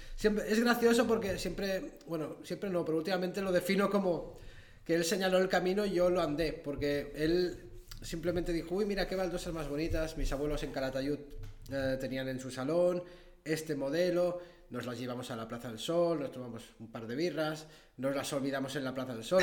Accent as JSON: {"language": "Spanish", "country": "Andorra", "tie": "born or raised there", "said": "Soy nacido en Andorra hace 38 años"}